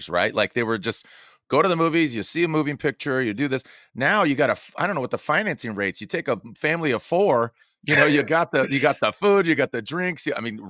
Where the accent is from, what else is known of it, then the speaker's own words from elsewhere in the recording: San Diego, California, United States; also born or lived in Arizona / Inland Empire, California; I grew up in San Diego, moved to Arizona for 15 years, now back in Southern California in Inland Empire